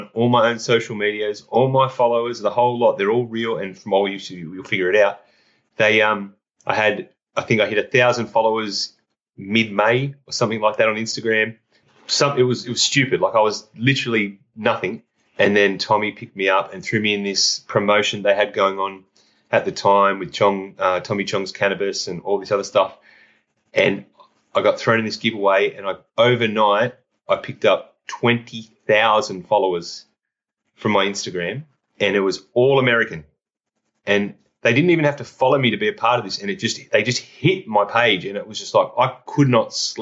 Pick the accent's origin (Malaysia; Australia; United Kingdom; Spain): Australia; I'm from Down Under.